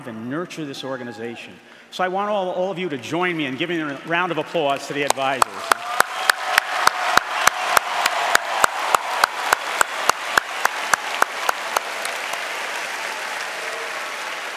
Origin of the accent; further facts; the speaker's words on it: New York, United States; moved away as an adult; also born or lived in Massachusetts; now in Illinois, United States; I grew up for 20 years in a place called the Empire State, New York